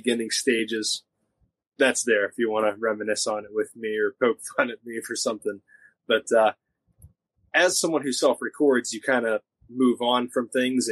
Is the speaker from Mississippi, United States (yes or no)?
no; Jeannette, Pennsylvania, United States; my hometown of Jeanette